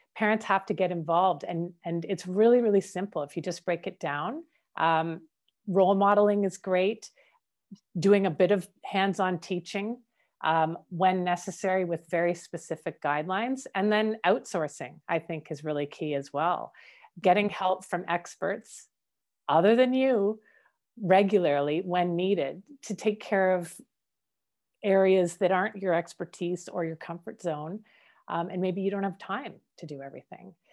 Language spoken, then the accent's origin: English; Canada; I'm Canadian born